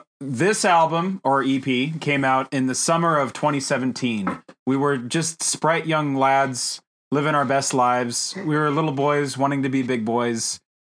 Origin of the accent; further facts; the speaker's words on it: Sacramento, California, United States; We are from Sacramento.